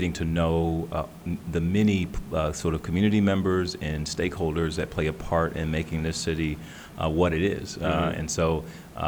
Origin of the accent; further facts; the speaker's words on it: Detroit, Michigan, United States; moved away as an adult; also born or lived in Florida / Pittsburgh / New York / Washington, D.C.; now in Austin, United States; I grew up in Detroit, Michigan.